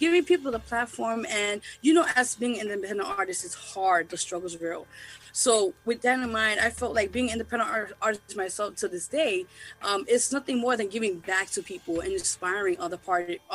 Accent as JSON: {"language": "English", "town": "New York City", "region": "New York", "country": "United States", "tie": "born or raised there", "said": "I'm originally from Lower East Side, big shout to LES, as they say. But yeah, I'm born and raised down here."}